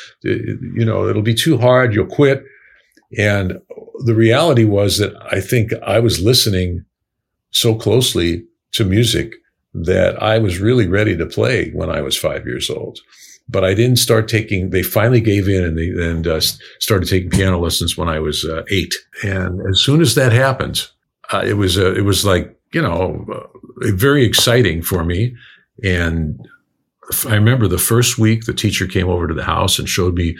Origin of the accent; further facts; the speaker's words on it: New York City, New York, United States; moved away; also born or lived in Chicago; I was born in Brooklyn in 1951